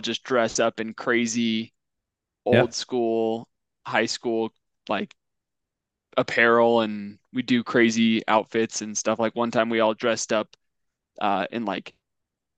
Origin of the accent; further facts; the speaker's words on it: United States; being American, because I was born here